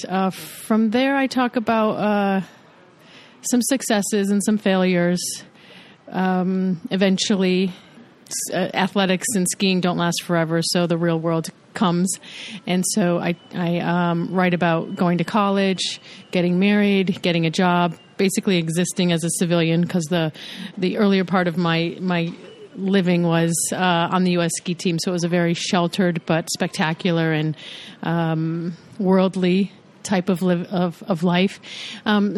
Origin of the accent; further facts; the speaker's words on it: United States